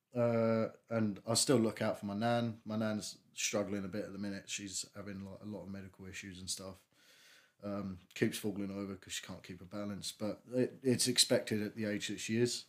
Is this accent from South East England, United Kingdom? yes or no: yes; Strood, South East England, United Kingdom; I grew up in Strood. I still live in Strood.